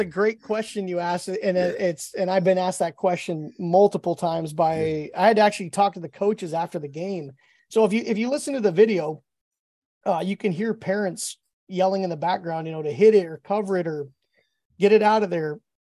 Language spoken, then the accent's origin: English; Alaska, United States; I'm from Alaska